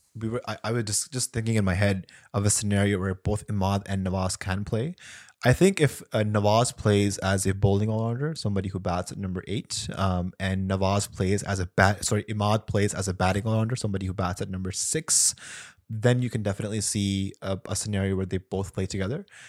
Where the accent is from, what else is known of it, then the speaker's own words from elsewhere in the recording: Pakistan; as a Pakistani